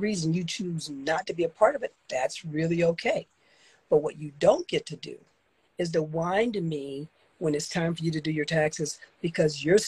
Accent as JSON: {"language": "English", "region": "the South", "country": "United States", "tie": "born or raised there", "said": "I grew up in the South."}